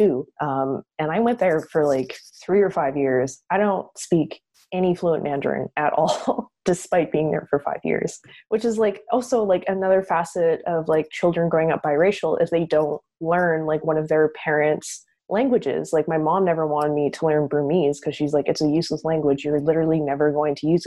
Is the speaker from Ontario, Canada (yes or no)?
no; Calgary, Alberta, Canada; I've grown up here in Canada, in Calgary.